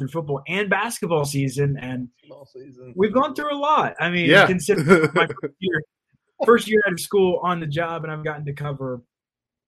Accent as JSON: {"language": "English", "town": "Yorktown", "region": "Virginia", "country": "United States", "also_born_or_lived": "Blacksburg, Virginia", "said": "I'm originally from Yorktown, Virginia, which is just outside Newport News"}